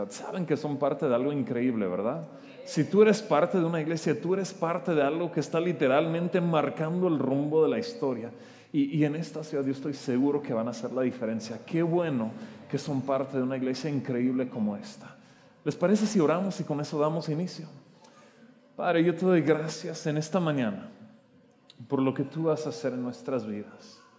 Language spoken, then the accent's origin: Spanish; Oaxaca, Mexico; born there; Yo nací en Oaxaca, ¿cómo ven? casi nadie me cree cuando hago esto. Yo pudiera sacar mi IFE y comprobarles que yo nací en Oaxaca. Em, pero es curioso, estoy en mi tierra natal